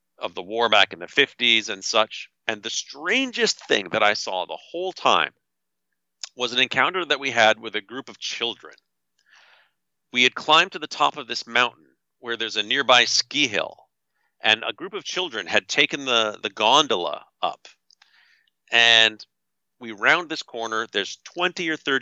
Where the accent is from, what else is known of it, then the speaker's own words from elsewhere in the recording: Canada; I'm from Canada. I'm not an American